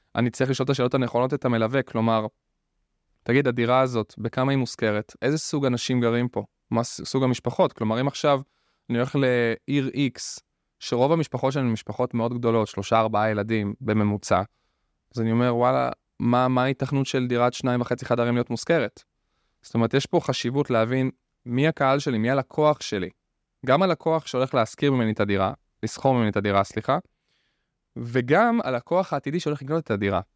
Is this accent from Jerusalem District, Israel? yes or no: no; Rishon LeZion, Central District, Israel; אני במקור מראשון, ממערב ראשון